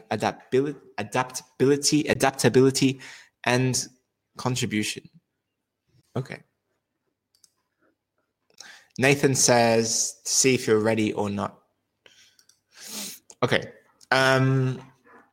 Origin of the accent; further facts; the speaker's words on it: Australia; moved away as an adult; also born or lived in Europe / England / Netherlands / Switzerland; now in London, United Kingdom; I'm originally from Australia, but I spent the last 10 years in Europe.